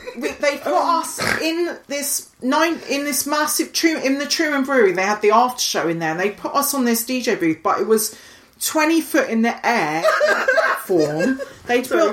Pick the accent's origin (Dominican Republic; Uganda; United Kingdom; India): United Kingdom; Highlands of Scotland; now in London, United Kingdom; I grew up in the Highlands of Scotland